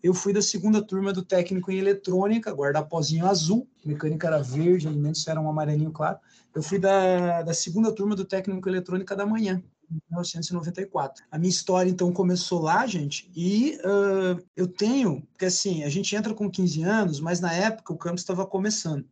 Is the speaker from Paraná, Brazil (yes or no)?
yes; Ponta Grossa, Paraná, Brazil; moved away as an adult; now in Curitiba, Brazil; eu sou nascido em Ponta Grossa, sou pontagrossense, mas também sou já bastante curitibano